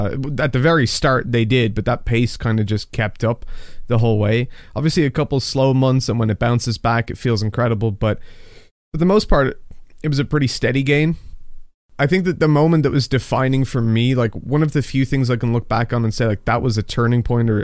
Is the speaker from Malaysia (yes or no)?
no; Dublin, Leinster, Ireland; I was from Dublin. I don't have a Dublin accent specific. At least Irish people tell me I sound American.